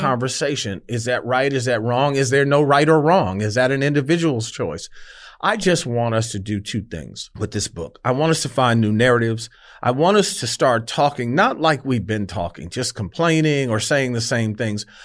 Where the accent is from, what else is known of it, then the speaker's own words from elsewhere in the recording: Detroit, Michigan, United States; I grew up in Detroit